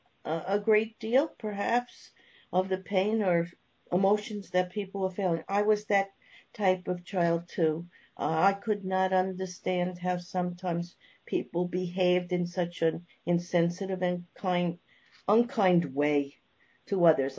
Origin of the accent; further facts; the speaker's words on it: New York, United States; I'm from New York.